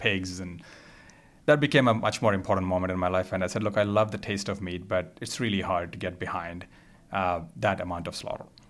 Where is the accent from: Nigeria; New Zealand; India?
India; moved away; also born or lived in Rochester; I grew up in India.